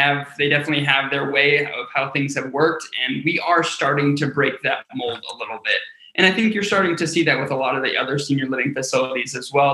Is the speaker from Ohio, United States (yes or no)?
yes; Cleveland, Ohio, United States; I grew up in Cleveland, Ohio